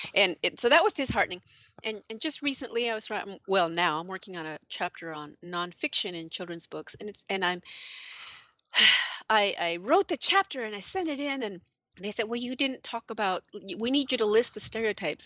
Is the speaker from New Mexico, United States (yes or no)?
yes; New Mexico, United States; moved away as an adult; also born or lived in Illinois; growing up in New Mexico